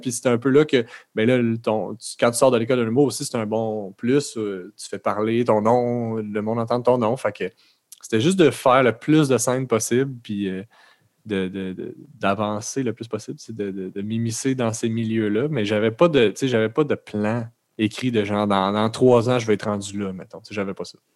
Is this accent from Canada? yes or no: yes; Terrebonne, Quebec, Canada; je viens de, de Lachenay